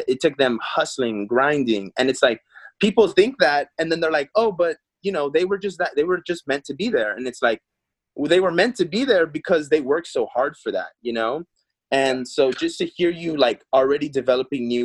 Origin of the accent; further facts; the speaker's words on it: Texas, United States; also born or lived in Peru; now in Los Angeles, United States; I was Texas raised, but I was born in Peru